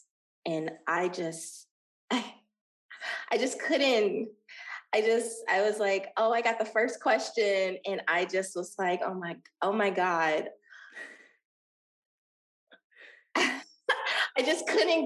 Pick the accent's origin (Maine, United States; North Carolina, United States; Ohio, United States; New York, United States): Ohio, United States; Dayton; moved away as an adult; now in Los Angeles, United States; Dayton, Ohio is building a humongous film studio in my hometown